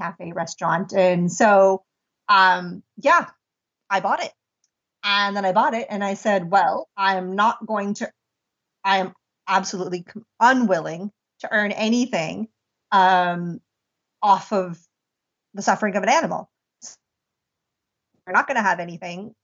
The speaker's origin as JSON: {"language": "English", "area": "near Pittsburgh", "region": "Pennsylvania", "country": "United States", "tie": "born or raised there", "also_born_or_lived": "India", "moved": "as an adult", "said": "I had a cafe in the United States and near my hometown"}